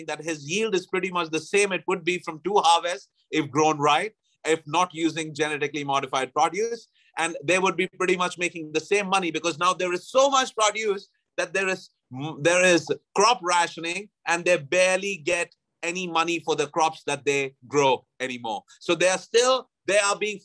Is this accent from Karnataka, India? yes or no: no; Allahabad, Uttar Pradesh, India; moved away as an adult; now in Thailand; my hometown of Allahabad